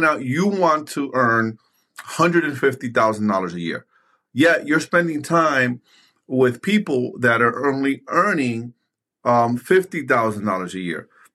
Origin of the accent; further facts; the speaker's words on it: New York City, New York, United States; I grew up in New York City in the early 90s, late 80s, playing basketball in the streets.